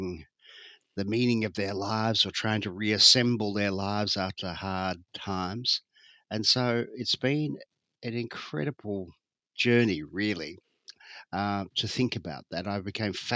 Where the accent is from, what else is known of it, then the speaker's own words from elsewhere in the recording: Geelong, Victoria, Australia; I grew up in Geelong